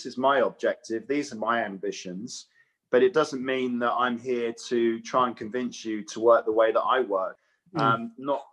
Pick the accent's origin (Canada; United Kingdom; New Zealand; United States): United Kingdom; Watford, East of England; I was brought up in Watford. It's a printing town.